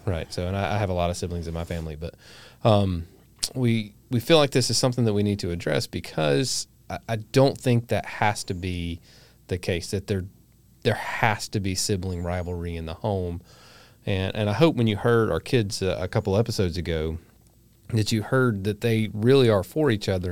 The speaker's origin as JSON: {"language": "English", "region": "the South", "country": "United States", "said": "living here in the South. And if you hadn't figured it out, we're from the South."}